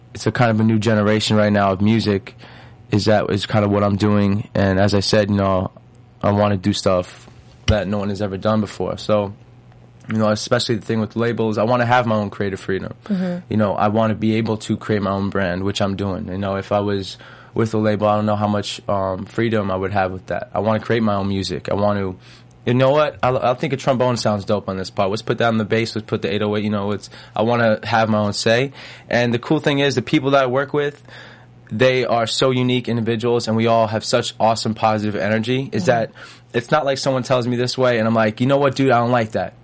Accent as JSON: {"language": "English", "area": "Long Island", "region": "New York", "country": "United States", "tie": "born or raised there", "also_born_or_lived": "Los Angeles, United States", "moved": "as an adult", "lives_now": "Atlanta, United States", "said": "I grew up in New York"}